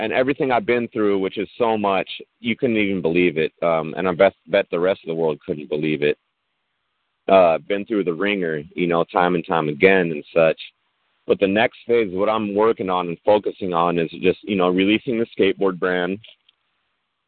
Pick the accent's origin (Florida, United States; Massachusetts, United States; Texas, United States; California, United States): California, United States; Long Beach; I grew up in Long Beach.